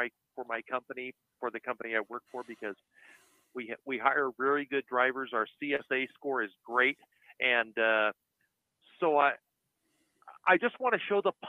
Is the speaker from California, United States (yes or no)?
no; Washington, United States; I am from Washington State and I live nowhere near the dump of Seattle